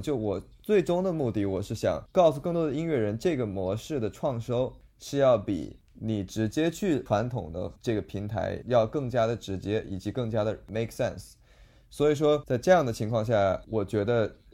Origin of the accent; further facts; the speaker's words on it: Toronto, Ontario, Canada; moved away as an adult; now in Los Angeles, United States; 我是在多伦多长大的